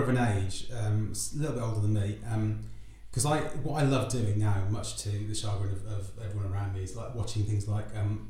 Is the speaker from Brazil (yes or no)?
no; Wolverhampton, West Midlands, United Kingdom; I'm from the Midlands background as well. Which bit? Wolverhampton.